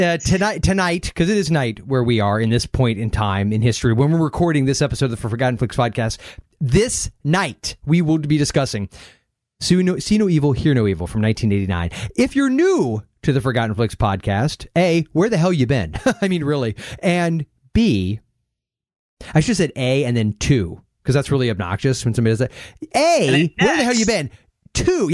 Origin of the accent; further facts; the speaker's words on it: Central Florida, United States; it was Central Florida in the 80s